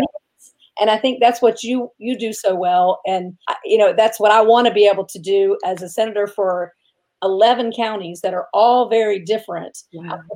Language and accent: English; Tallahassee, Florida, United States; also born or lived in Washington; I grew up in Tallahassee